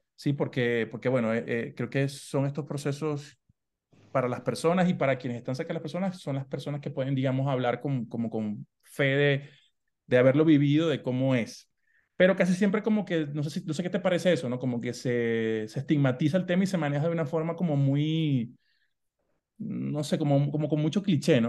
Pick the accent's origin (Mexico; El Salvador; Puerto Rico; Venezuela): Venezuela; Maracaibo, Zulia; de donde yo soy, de Maracaibo, Venezuela